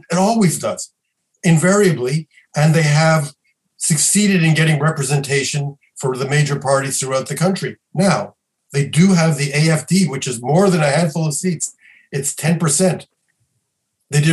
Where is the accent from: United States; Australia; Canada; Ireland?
Canada; Quebec; I come from Quebec